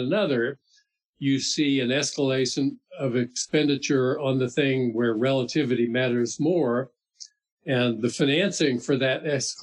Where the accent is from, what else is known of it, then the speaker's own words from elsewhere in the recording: Miami, Florida, United States; moved away; I grew up in Miami, Florida